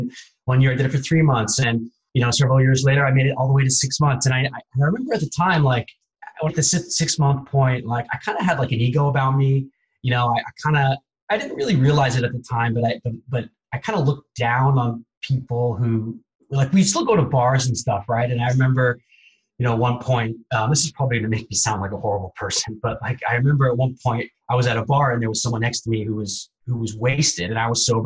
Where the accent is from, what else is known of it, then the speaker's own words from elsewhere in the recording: Bay Area, California, United States; I grew up in the Bay Area